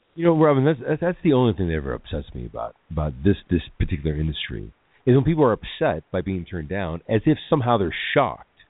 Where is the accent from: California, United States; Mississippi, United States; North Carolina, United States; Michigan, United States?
California, United States; Los Angeles; growing up in Hollywood